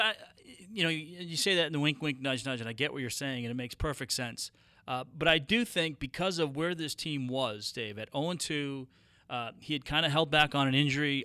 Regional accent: Boston, Massachusetts, United States; moved away; I grew up in Boston, uh, in my, my formative years in the eighties

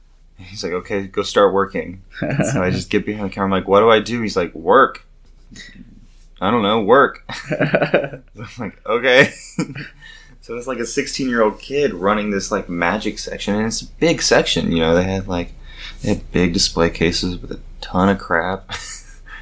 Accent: Dallas, Texas, United States; I grew up in Dallas, or Dallas. Right outside of Dallas.

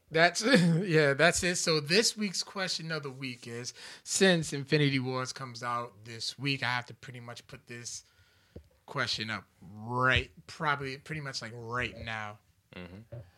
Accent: Louisiana, United States; I'm from Louisiana, and 337 is my area code.

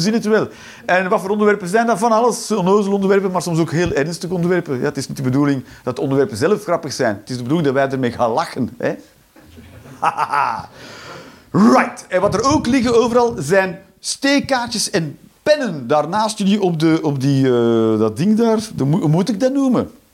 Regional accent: Flanders, Belgium; moved away as an adult; now in Netherlands; ik ben een Belg

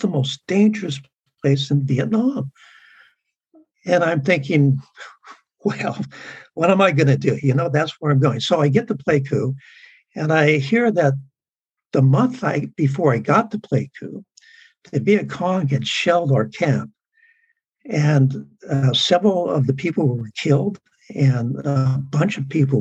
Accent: San Diego, California, United States; I grew up in San Diego

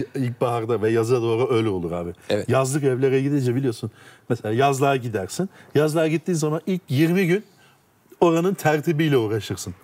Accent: Turkey; first language Turkish; Sonuçta ben Türk'üm abi ana dilim Türkçe

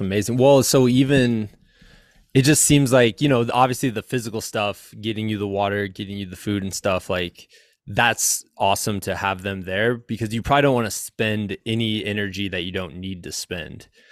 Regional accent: Iowa, United States; I'm from Iowa in the middle of the United

